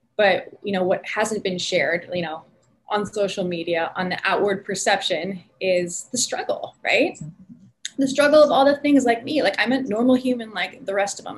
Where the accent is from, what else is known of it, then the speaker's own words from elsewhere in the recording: Northern California, United States; also born or lived in San Francisco Bay Area; now in Southern California, United States; I grew up in Northern California. So I'm California born and bred